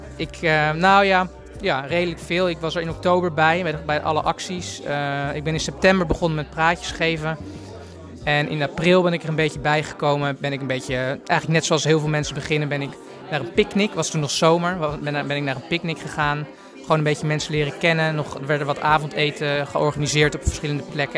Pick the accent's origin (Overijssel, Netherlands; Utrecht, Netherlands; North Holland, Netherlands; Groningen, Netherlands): North Holland, Netherlands; Amsterdam; kom ik uit Amsterdam